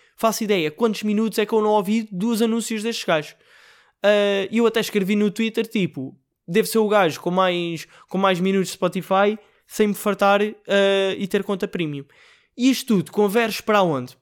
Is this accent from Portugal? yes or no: yes; Portugal